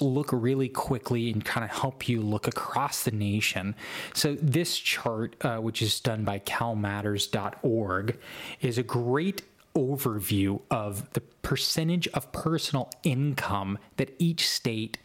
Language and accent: English; Texas, United States; now in Oklahoma, United States; I'm from Texas